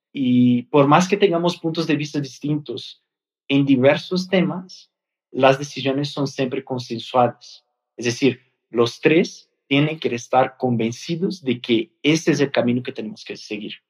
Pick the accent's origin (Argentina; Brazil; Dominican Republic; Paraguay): Brazil; Spanish is a second language; moved away as an adult; now in Mexico; Yo soy brasileño